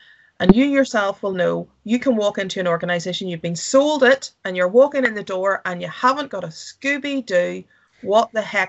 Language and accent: English; Ireland; And Scotland is, I would say, and I'm from Ireland, and it is pretty beautiful here.